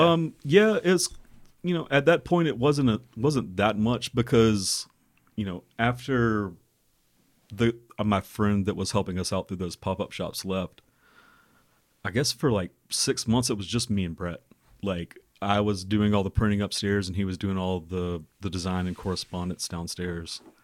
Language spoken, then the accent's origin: English; Birmingham, Alabama, United States; we're from Birmingham originally